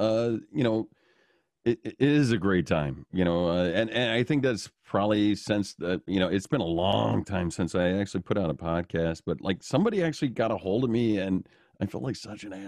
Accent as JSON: {"language": "English", "region": "Illinois", "country": "United States", "tie": "born or raised there", "said": "growing up in the Chicagoland area, you would see those things too. But recently, this has just been a ongoing thing that has been an eye-opener to me here in Wisconsin."}